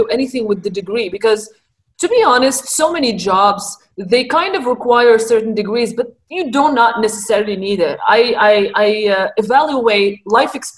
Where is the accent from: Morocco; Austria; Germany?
Morocco; first language Arabic; English is a second language; moved away; I am Moroccan originally, so my first language is Arabic and the second language in the country is French.